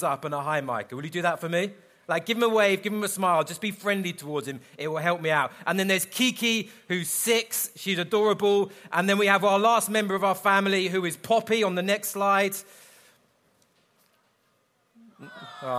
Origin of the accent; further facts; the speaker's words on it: London, United Kingdom; I'm from London